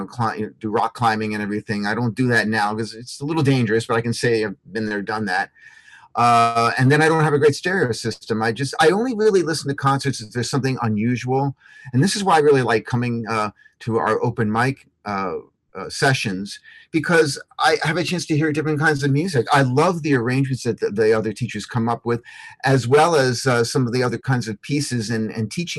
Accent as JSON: {"language": "English", "town": "Philadelphia", "region": "Pennsylvania", "country": "United States", "tie": "born or raised there", "also_born_or_lived": "Wilmington, Delaware", "said": "I grew up in the Northeast around Philadelphia, Pennsylvania area, you know, Wilmington, Delaware."}